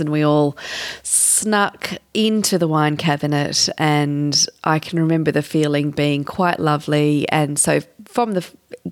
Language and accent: English; Canberra, Australian Capital Territory, Australia; moved away as an adult; also born or lived in Sydney; I grew up in Canberra, but I was a lawyer in Sydney